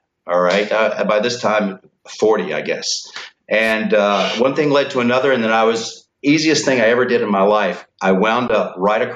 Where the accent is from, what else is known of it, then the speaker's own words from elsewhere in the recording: Hattiesburg, Mississippi, United States; also born or lived in Washington, D.C.; Moved back to Hattiesburg, Mississippi, my hometown